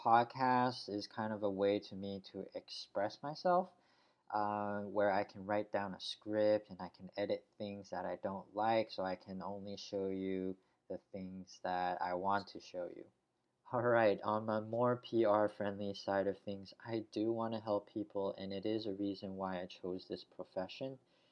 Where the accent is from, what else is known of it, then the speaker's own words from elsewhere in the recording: United States; born there; English is a second language; English is not really my mother tongue, even though I was born in the US.